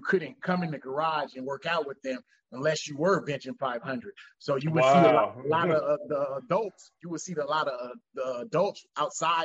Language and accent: English; Monrovia, California, United States; I'm from Monrovia, California. It's about 20 minutes from LA. I'm in LA County